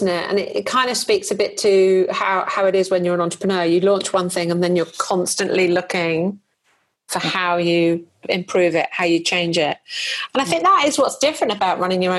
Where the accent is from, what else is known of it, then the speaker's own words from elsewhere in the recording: United Kingdom; being a Brit